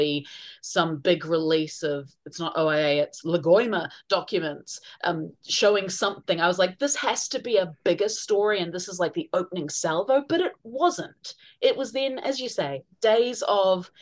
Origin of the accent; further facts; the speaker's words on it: Auckland, New Zealand; now in Wellington, New Zealand; I'm from Auckland